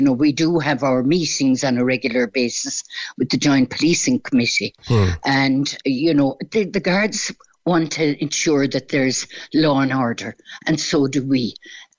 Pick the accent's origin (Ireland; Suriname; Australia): Ireland; Mitchelstown, Munster; moved away as an adult; also born or lived in Douglas, Cork; now in Cork, Ireland; Originally, I'm from Mitchelstown